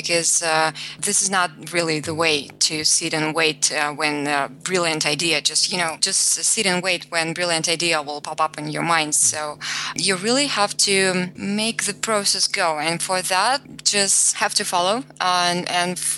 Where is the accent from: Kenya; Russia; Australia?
Russia; I grew up in Russia and Russian myself